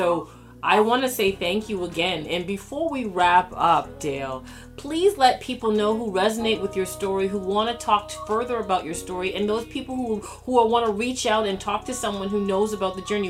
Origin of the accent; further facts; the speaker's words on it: Toronto, Ontario, Canada; growing up in Toronto, Canada, and living through the challenges of childhood